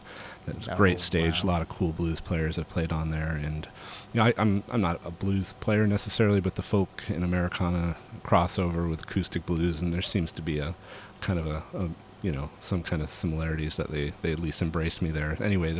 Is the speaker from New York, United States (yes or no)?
yes; Cranberry Lake, New York, United States; now in Redding, United States; I currently live in Redding, California. I grew up in the Adirondack Mountains up in Cranberry Lake, New York.